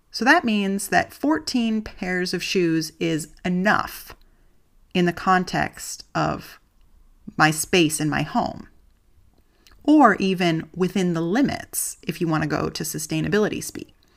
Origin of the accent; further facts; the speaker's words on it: United States; moved away as an adult; now in Germany; I'm an American living in Germany